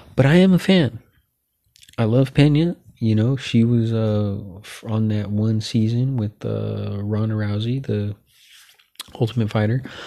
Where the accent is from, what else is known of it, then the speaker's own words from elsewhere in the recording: San Jose, California, United States; I'm from Northern California, San Jose, born and raised in San Jose, California